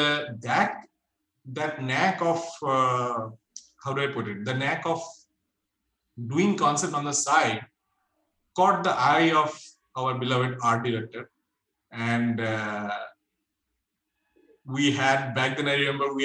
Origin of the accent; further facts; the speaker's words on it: Kolkata, West Bengal, India; moved away as an adult; back in my hometown, which is in Kolkata.